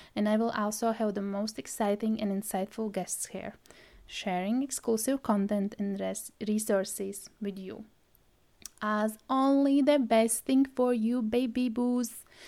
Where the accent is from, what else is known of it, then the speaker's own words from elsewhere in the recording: Latvia; English is a second language; now in Scotland, United Kingdom; at the moment, I live in Scotland and originally I am from Latvia. Well, if you didn't notice my accent, English is my third language